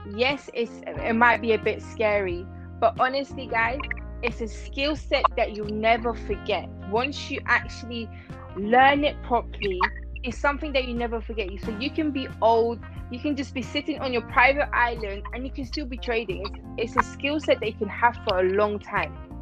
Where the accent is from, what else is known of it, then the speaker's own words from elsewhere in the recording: Iran; now in London, United Kingdom; originally I'm from Iran, but I live in um, London